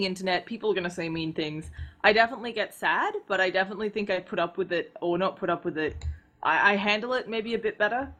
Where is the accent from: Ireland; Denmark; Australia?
Australia; Adelaide, South Australia; now in Seattle, United States; I grew up in this, it's a capital city, but it's a pretty small town called Adelaide. It's the capital of South Australia.